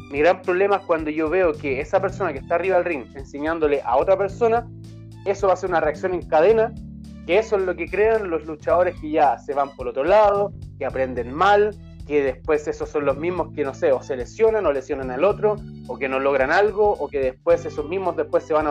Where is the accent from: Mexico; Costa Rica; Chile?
Chile; Puente Alto, Santiago Metropolitan Region; Ya, ¿dónde queda? En Maipú. Ah, pero es que yo soy de Puente Alto, me queda extremadamente lejos.